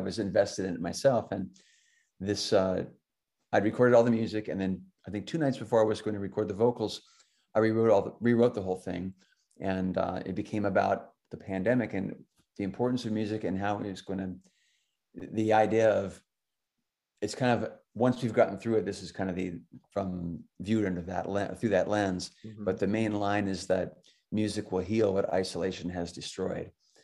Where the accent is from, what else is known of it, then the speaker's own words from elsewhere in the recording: Alaska, United States; I grew up in Alaska